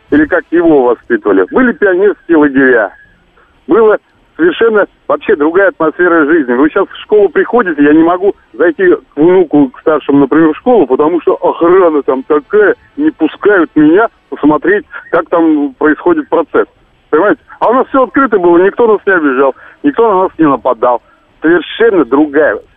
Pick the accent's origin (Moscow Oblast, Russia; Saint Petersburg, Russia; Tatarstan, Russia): Moscow Oblast, Russia; Istra; Я вот из Истры, да, в Истре, сколько у нас было научно-исследовательских институтов.